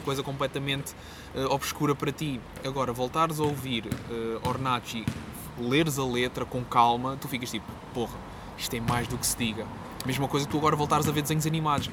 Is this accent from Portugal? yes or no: yes; Quarteira, Algarve, Portugal; moved away as an adult; also born or lived in Faro; now in Lisbon, Portugal; eu vivi toda a minha vida no Algarve, só decidi mesmo vir para Lisboa por causa do mestrado